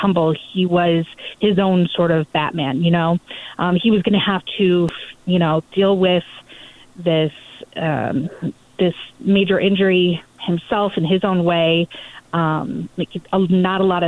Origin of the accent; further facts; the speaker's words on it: Ohio, United States; I grew up in Ohio, basically by a cornfield.